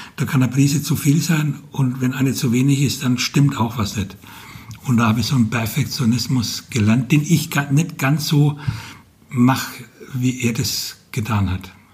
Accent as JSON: {"language": "German", "area": "Franconia", "region": "Bavaria", "country": "Germany", "also_born_or_lived": "Ansbach", "accent": "Franconian", "moved": "as an adult", "lives_now": "Fulda, Germany", "said": "ich bin Franke und ich, als ich vor über 30 Jahren hierher kam"}